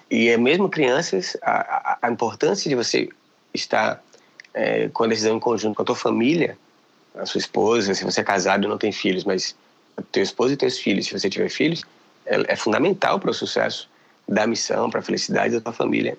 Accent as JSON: {"language": "Portuguese", "region": "Bahia", "country": "Brazil", "also_born_or_lived": "Kyrgyzstan", "moved": "yes", "said": "eu que sou baiano"}